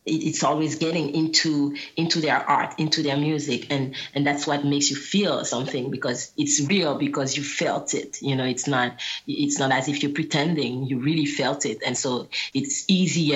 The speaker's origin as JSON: {"language": "English", "country": "Guadeloupe", "tie": "born or raised there", "second_language": "English", "said": "I grew up in Guadeloupe. I wouldn't understand any English when I was little"}